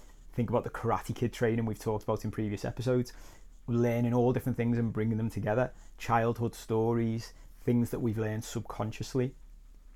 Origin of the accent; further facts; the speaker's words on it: Liverpool, North West England, United Kingdom; where I was brought up in Liverpool